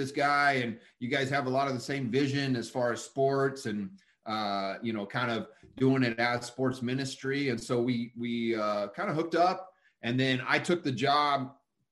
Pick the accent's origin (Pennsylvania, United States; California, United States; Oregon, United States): California, United States; Fallbrook; also born or lived in Huntington Beach / Tustin; I was born and raised down in Southern California. We lived in Huntington Beach at the time, moved inland a little bit to Tustin. And then when I was about 8 or 9, we moved down to the North County of San Diego